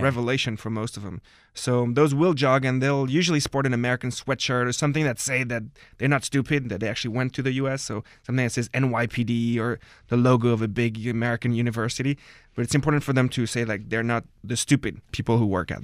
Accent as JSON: {"language": "English", "town": "Paris", "region": "Île-de-France", "country": "France", "tie": "born or raised there", "said": "I guess I qualify as a, as a full-on Parisian, born and raised"}